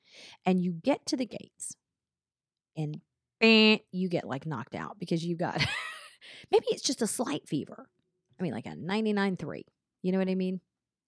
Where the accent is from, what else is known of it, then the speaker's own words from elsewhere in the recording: Atlanta, Georgia, United States; That's where I hung out when I was growing up in Atlanta.